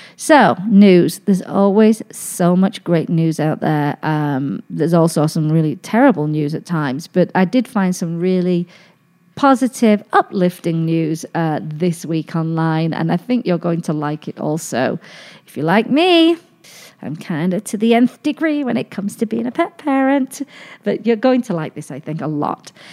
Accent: United Kingdom; moved away as an adult; also born or lived in Pittsburgh / Nashville; now in Las Vegas, United States; this British girl ended up here

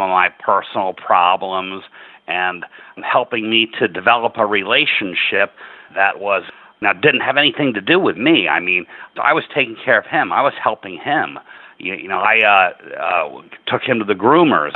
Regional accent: Enfield, Connecticut, United States; here in my hometown, the Enfield Community Cat Project

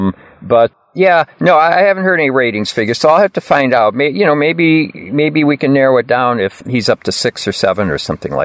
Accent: Lowell, Massachusetts, United States; Well, I did want to tell you, you know, a little bit of news from my hometown of Lowell.

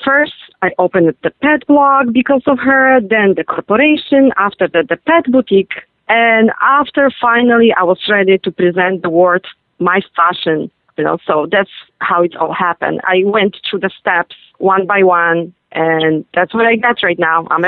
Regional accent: Poland; born there; Well, I was born in Poland

